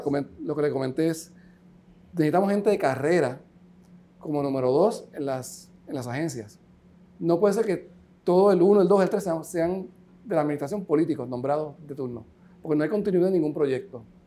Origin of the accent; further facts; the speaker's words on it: Puerto Rico; soy caribeño, yo no soy americano, yo soy, soy de aquí.